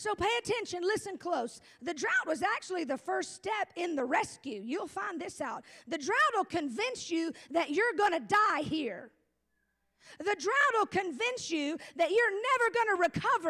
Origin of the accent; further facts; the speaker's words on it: Gulf of Mexico, Gulf Coast, United States; moved away; I come from the hurricane state capital of America. I come from the Gulf of Mexico, where probably every hurricane starts